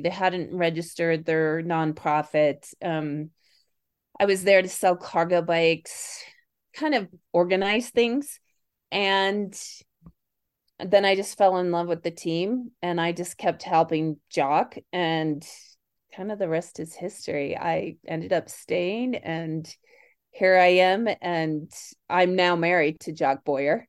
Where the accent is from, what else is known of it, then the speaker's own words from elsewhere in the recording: Kansas City, Missouri, United States; moved away; also born or lived in Chicago; born in Chicago, raised in Kansas City.